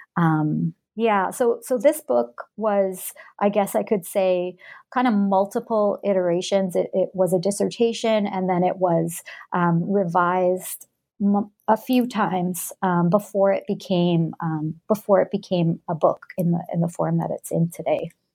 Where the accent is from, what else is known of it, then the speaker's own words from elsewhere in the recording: Alberta, Canada; also born or lived in Edmonton, Canada; I was born and grew up in Western Canada, um, in Alberta. I grew up in a small town, um, in that province